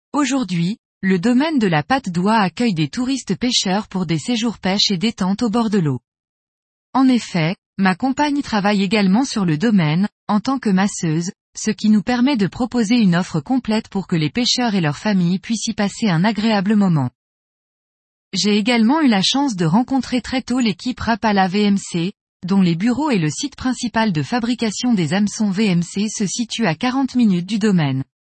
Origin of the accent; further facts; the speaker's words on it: plateau des Mille Étangs, Haute-Saône, Bourgogne-Franche-Comté, France; moved away; also born or lived in Lozère; j'ai décidé de revenir m'installer, avec ma petite famille, dans ma région natale